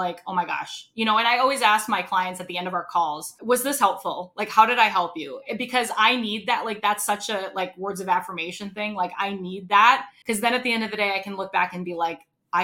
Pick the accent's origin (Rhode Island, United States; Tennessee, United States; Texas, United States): Rhode Island, United States; moved away; I'm originally from Rhode Island